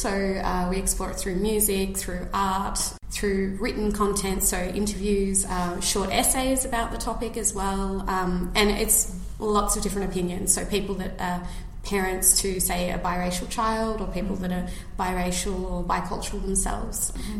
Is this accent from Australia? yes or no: yes; Yea, Victoria, Australia; moved away as an adult; now in Tasmania, Australia; I was born and raised in country Victoria in a place called Yay. It's got about 1,000 people.